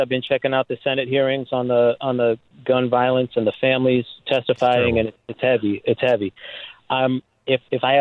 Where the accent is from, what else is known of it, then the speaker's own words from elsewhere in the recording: White Plains, New York, United States; now in Hartford area, United States; I grew up in White Plains, and when I was a little kid, I was on West 96